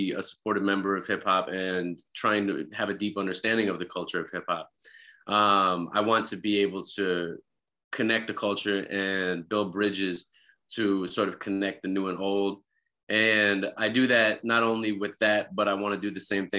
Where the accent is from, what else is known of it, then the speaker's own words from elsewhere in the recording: Minneapolis, Minnesota, United States; moved away as an adult; now in Los Angeles, United States; I'm from Minneapolis